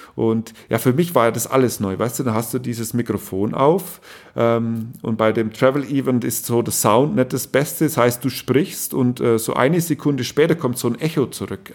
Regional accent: East Germany, Germany; bei uns in Ostdeutschland

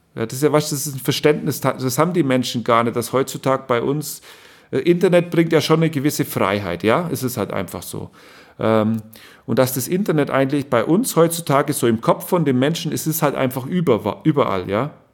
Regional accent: East Germany, Germany; bei uns in Ostdeutschland

